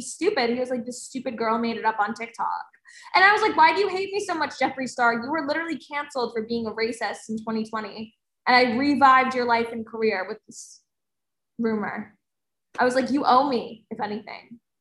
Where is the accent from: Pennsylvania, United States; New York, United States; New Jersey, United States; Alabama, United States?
New Jersey, United States; I'm from New Jersey